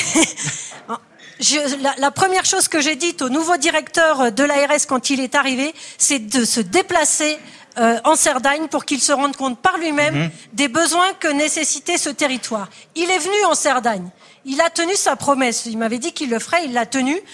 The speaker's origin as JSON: {"language": "French", "town": "Perpignan", "region": "Occitania", "country": "France", "said": "Je suis habitante de Perpignan"}